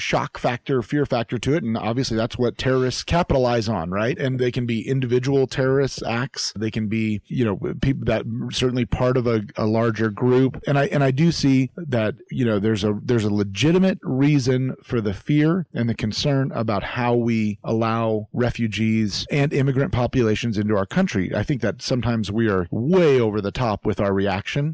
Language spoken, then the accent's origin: English; Florida, United States; growing up in Florida as a kid